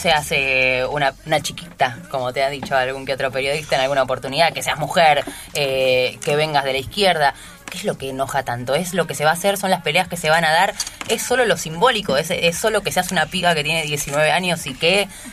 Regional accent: Argentina; como argentino como latinoamericanos, en nuestra patria grande

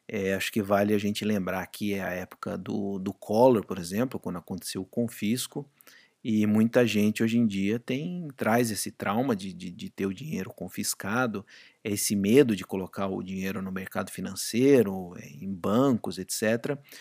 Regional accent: Brazil; moved away as an adult; quando eu saí do Brasil e fui trabalhar fora, é, meu salário praticamente quadriplicou

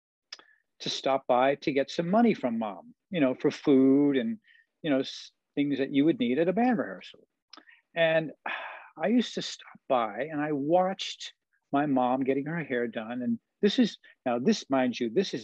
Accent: New York, United States; moved away; also born or lived in Long Island; as a young kid growing up in New York, Manhattan and Queens, and then moving to Long Island

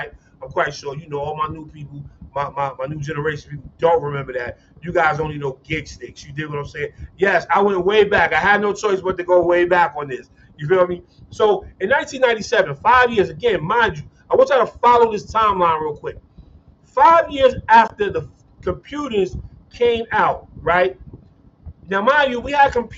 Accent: New York City, New York, United States; now in Cincinnati, United States; I graduated from Stevenson, but I'm from Brooklyn

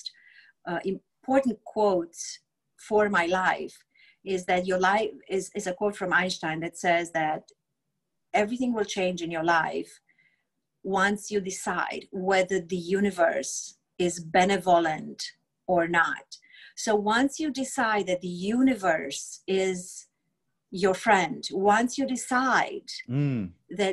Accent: Romania; English is a second language; moved away as an adult; now in United States; I grew up in Romania during communism

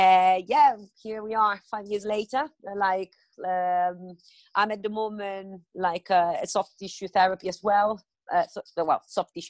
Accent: Rome, Lazio, Italy; English is a second language; moved away as an adult; now in London, United Kingdom; I come from Rome.

